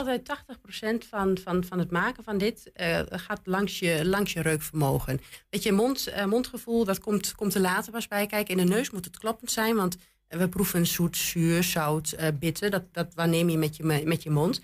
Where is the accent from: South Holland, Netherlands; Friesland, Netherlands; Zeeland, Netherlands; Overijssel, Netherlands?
Overijssel, Netherlands; Twente; accent: Twents; Mijn Twents is wel goed